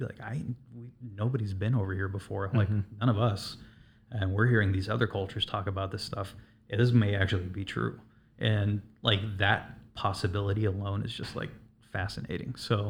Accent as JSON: {"language": "English", "region": "West Coast", "country": "United States", "tie": "born or raised there", "said": "Like growing up on the West Coast, like I would look at the ocean and I would just imagine monstrous creatures coming up out of the water."}